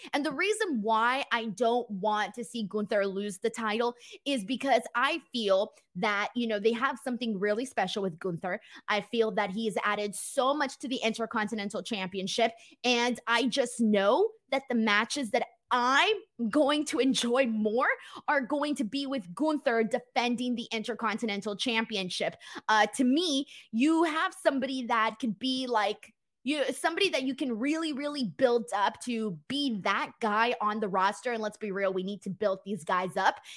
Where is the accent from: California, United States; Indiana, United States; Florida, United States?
California, United States; Los Angeles; I ain't from San Diego, bro. I'm from Los Angeles.